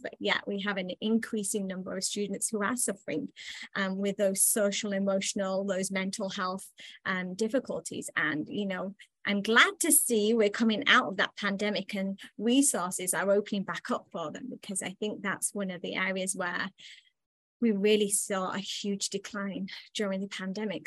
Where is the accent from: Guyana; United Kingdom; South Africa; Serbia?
United Kingdom; England; now in United States; I'm originally from England, and I think that's where things originated for me. I was very much was raised in a household